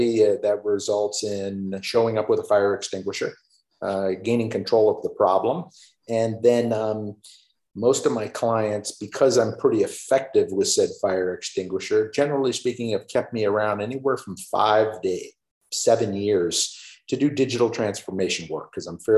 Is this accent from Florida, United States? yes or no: yes; Florida, United States; moved away as an adult; also born or lived in Chicago, Illinois; I'm originally a Floridian, meaning I did not see snow for the first time until I started my first day of work